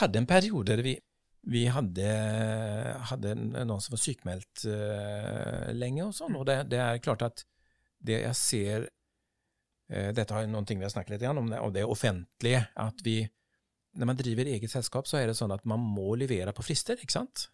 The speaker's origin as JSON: {"language": "Norwegian", "town": "Partille", "region": "Västra Götaland", "country": "Sweden", "tie": "born or raised there", "also_born_or_lived": "Gothenburg", "second_language": "Norwegian", "moved": "as an adult", "lives_now": "Oslo, Norway", "said": "jeg er oppvokst der i, Parti, Partille"}